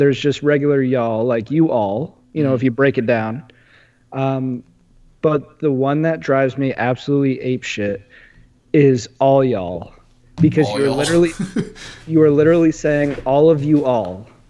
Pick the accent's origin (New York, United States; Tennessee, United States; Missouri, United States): New York, United States; now in Kentucky, United States; we're all from New York